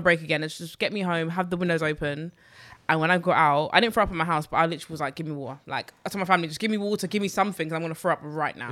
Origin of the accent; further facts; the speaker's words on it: London, United Kingdom; I grew up in Newham